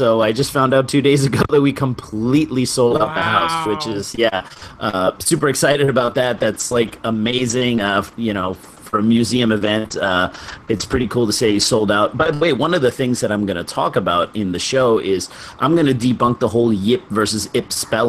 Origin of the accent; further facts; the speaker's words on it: New York, United States; I'm a New Yorker.